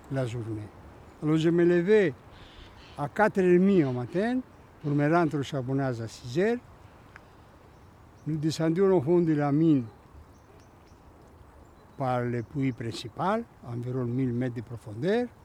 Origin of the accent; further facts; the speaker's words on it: Greece; French is a second language; quand je suis venu de la Grèce, le premier jours euh, à la cantine, je suis venu sans rien.